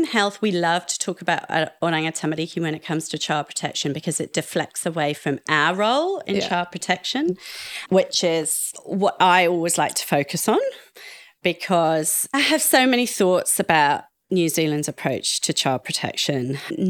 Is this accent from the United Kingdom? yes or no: yes; United Kingdom; accent: posh plummy; Now, I'm not really one for championing the UK, despite my posh plummy accent